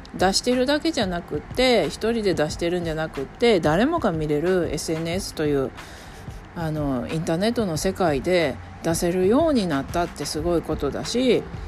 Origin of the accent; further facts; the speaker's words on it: Japan; first language Japanese; 私は日本人